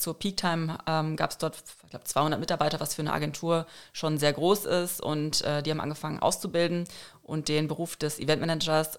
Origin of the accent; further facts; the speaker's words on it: North Rhine-Westphalia, Germany; moved away as an adult; now in Frankfurt, Germany; ich komme eigentlich aus NRW